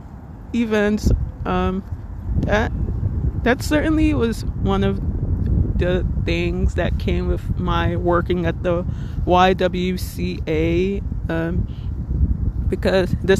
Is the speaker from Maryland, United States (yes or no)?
no; Little Ferry, New Jersey, United States; I'm from Little Ferry, New Jersey, which, if you're not familiar with, it's in Bergen County, the neighboring town between Hackensack and Teaneck.